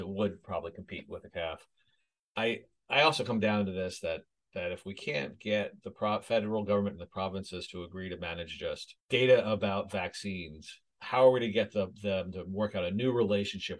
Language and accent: English; United States; now in Canada; as an American in Canada